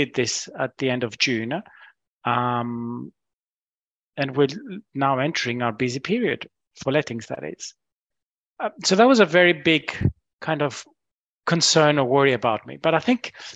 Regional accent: Greece; now in United Kingdom; I'm originally from Greece

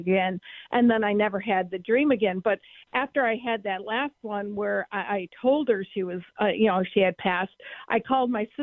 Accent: Buffalo, New York, United States; where I grew up in South Buffalo

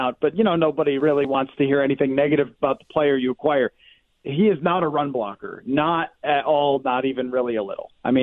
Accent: Buffalo, New York, United States; I am from Buffalo.

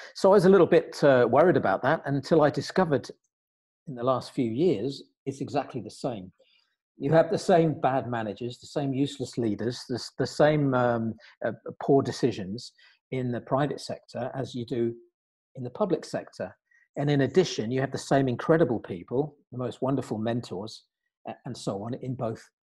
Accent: United Kingdom; now in Luxembourg; here I am in the Grand Duchy of Luxembourg as a Brit, as you can tell probably from my accent.

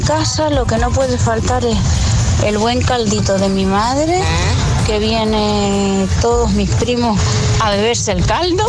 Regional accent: Tenerife, Canary Islands, Spain; de Tenerife

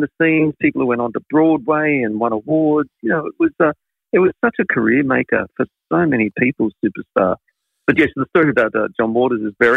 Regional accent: Sydney, New South Wales, Australia; I was a Sydney, Western Suburbs kid growing up in Sydney in the 70s.

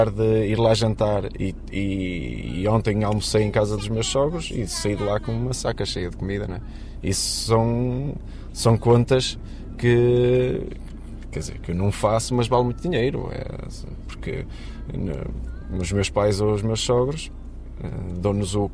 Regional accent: Matosinhos, Porto District, Portugal; tenho 36 anos, sou de Matosinhos

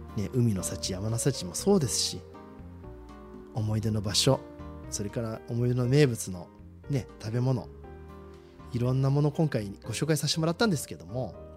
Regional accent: Shizuoka, Japan; 私たち静岡人って雪に縁がない

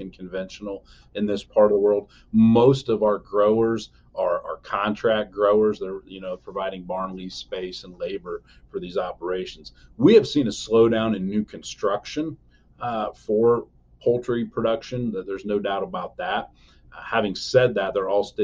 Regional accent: Elkhart County, Indiana, United States; I'm from Elkhart County, Indiana

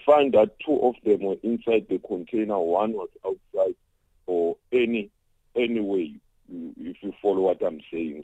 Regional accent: South Africa; as South African

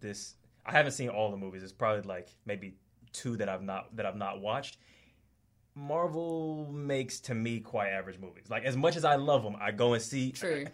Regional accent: Atlanta, Georgia, United States; moved away as an adult; now in Australia; I'm from Atlanta and I've been here like two years

